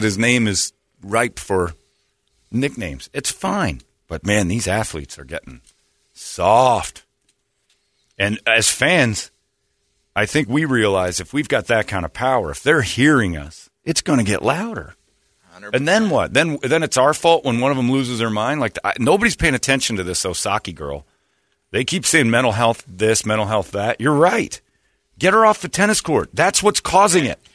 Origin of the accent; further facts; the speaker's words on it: United States; also born or lived in Phoenix, Arizona; I'm an American